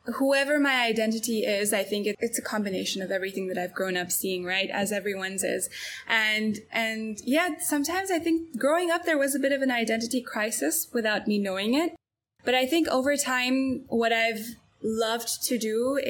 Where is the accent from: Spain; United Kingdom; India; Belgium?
Belgium; Antwerp, Flanders; moved away as an adult; Growing up in Antwerp, there's usually, you know, one of two places or three places that people go to study